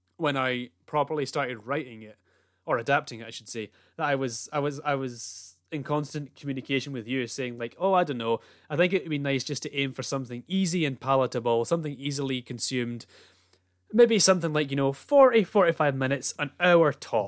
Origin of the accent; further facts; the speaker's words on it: Scotland, United Kingdom; being Scottish